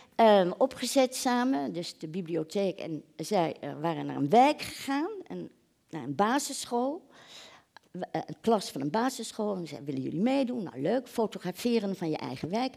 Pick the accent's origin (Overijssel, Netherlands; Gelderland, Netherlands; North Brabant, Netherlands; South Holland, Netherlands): South Holland, Netherlands; The Hague; ik kom uit Den Haag